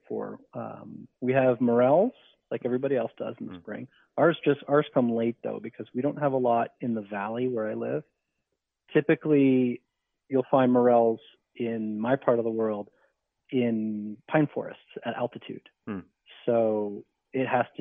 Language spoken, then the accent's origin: English; New Jersey, United States; I grew up in New Jersey